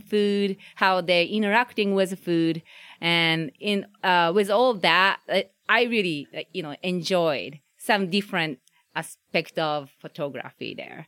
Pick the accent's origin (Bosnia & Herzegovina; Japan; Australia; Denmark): Japan; English is a second language; now in Omaha, United States; I'm, I'm originally from Japan